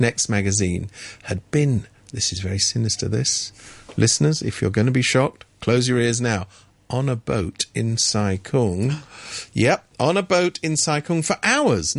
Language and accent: English; United Kingdom; moved away as an adult; now in Hong Kong; I come from Britain